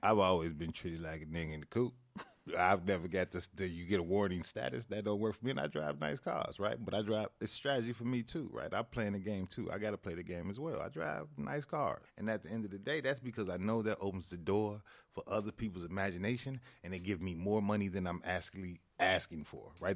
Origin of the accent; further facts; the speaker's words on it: Chicago, Illinois, United States; growing up in Chicago